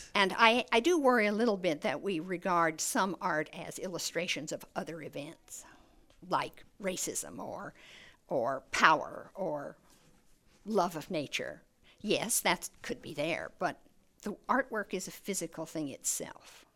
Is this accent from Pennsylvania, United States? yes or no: no; New Mexico, United States; growing up in New Mexico is, is, uh, an education in color